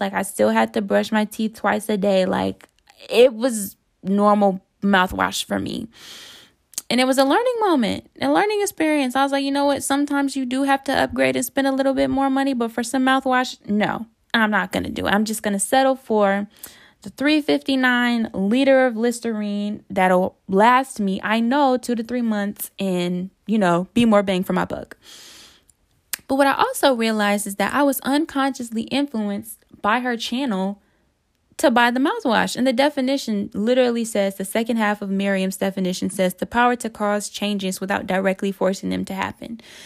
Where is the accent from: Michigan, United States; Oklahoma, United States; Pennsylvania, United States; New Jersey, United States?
Michigan, United States; Detroit; moved away as an adult; also born or lived in North Carolina; I went to school in North Carolina, and I'm from Detroit.